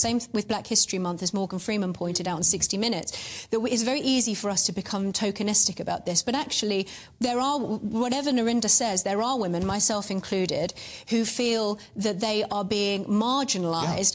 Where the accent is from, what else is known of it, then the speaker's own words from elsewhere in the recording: Dagenham, London, United Kingdom; I was born in Dagenham